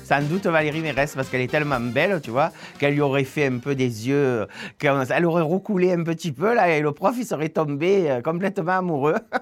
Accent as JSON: {"language": "French", "town": "Marseille", "region": "Provence-Alpes-Côte d'Azur", "country": "France", "said": "on est de Marseille, pareil, tous les deux"}